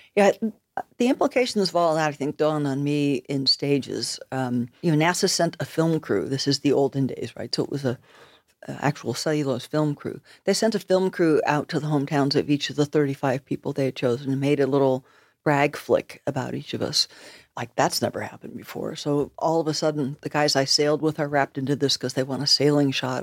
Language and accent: English; United States; moved away as an adult; now in Nova Scotia, Canada; I'm an American, but I'm living in Nova Scotia